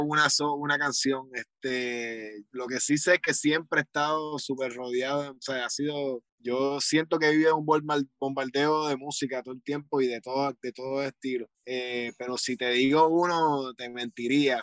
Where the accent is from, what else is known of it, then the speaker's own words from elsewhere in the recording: Guaynabo, Puerto Rico; el estudio donde estoy es, es donde yo me crié, en la casa de mis abuelos, la parte de abajo